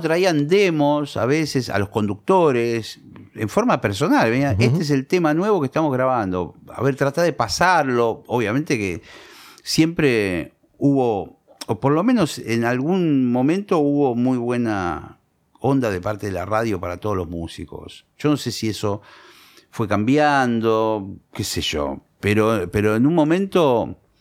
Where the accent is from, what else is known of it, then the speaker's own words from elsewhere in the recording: Monte Grande, Buenos Aires Province, Argentina; Yo soy de Montegrande y yo empecé a tocar la guitarra